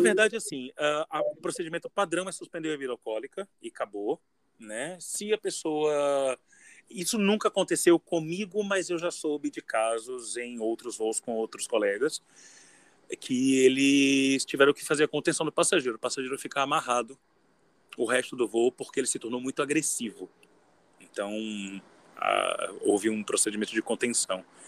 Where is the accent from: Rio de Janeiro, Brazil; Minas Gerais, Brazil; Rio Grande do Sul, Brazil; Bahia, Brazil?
Bahia, Brazil; Salvador; eu sou de Salvador